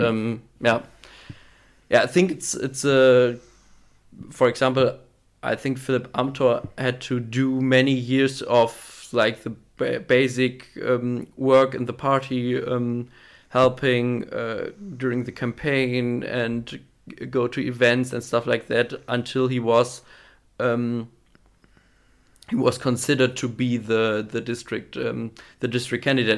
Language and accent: English; Wallenhorst, Lower Saxony, Germany; member of the board at the CDU in my hometown in, in Wallenhorst